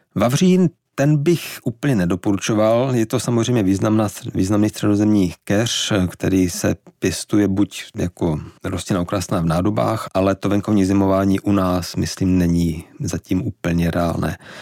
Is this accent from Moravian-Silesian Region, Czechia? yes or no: yes; Štramberk, Moravian-Silesian Region, Czechia; now in Prague, Czechia; pocházím ze Severní Moravy, ze Štramberka